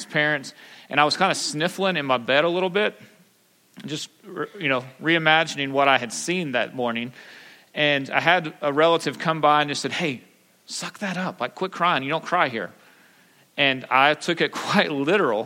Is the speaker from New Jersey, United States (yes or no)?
no; Pampa, Texas, United States; I grew up in Pampa. I'm a good West Texas boy